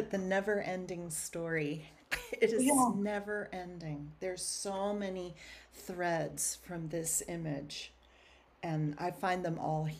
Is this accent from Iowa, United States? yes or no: no; Southern California, United States; I'm from Southern California